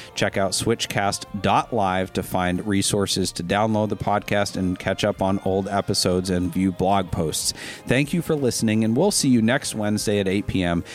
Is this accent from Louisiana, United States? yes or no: no; Lincoln County, Maine, United States; I grew up in Lincoln County, Maine